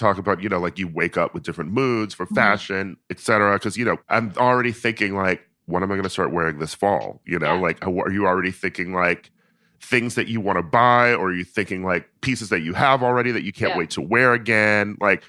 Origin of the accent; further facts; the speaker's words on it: Milwaukee, Wisconsin, United States; now in New York, United States; before I moved to New York and my hometown, Milwaukee, like I worked briefly during the winter season at the Macy's women's shoe department.